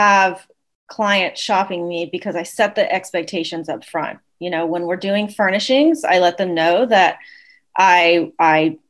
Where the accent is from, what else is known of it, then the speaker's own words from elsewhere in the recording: Austin, Texas, United States; also born or lived in Pittsburgh; I'm from Austin.